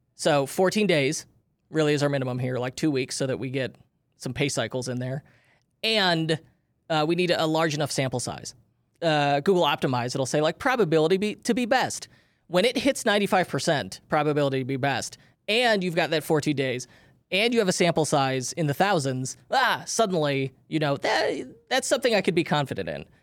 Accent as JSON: {"language": "English", "town": "Chicago", "region": "Illinois", "country": "United States", "tie": "born or raised there", "said": "we grew up in Chicagoland"}